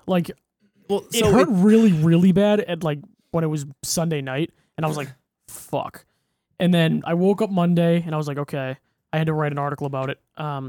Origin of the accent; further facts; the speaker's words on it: Fitchburg, Massachusetts, United States; Growing up in Fitchburg.